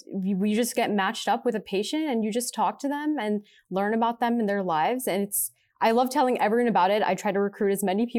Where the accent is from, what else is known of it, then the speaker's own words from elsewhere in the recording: Pittsburgh, Pennsylvania, United States; moved away as an adult; now in Cleveland, United States; I'm originally from Pittsburgh, Pennsylvania